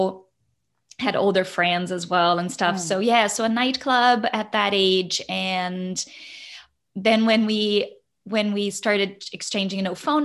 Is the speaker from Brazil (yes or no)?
yes; Brazil; moved away as an adult; now in Canada; growing up in Brazil, I was one of those like little ones, 3 to 4 years old